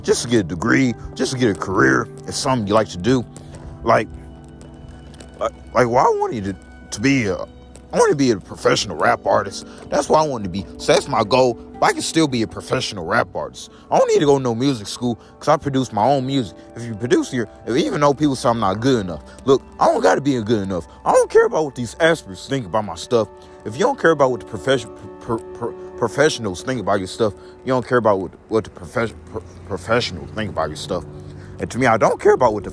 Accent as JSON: {"language": "English", "town": "Belleville", "region": "Illinois", "country": "United States", "tie": "born or raised there", "also_born_or_lived": "St. Louis, Missouri", "said": "I'm from St. Clair County. So, I was born in Belleville"}